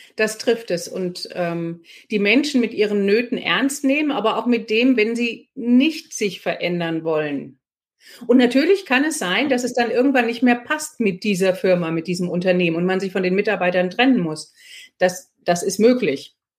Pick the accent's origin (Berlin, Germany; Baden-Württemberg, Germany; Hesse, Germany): Hesse, Germany; Marburg; moved away as an adult; also born or lived in Freiburg / United States; now in Frankfurt, Germany; ich komme aus Marburg und als Marburgerin hat man erstmal ziemlich viele Vorurteile Frankfurt gegenüber.